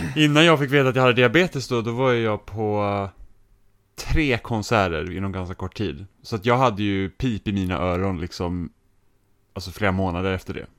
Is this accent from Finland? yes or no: yes; Finland; jag är finsk